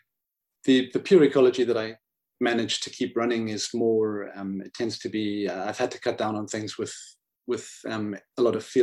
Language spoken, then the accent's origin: English; Zimbabwe; growing up in Zimbabwe, of course, it's a wonderful place with the outdoors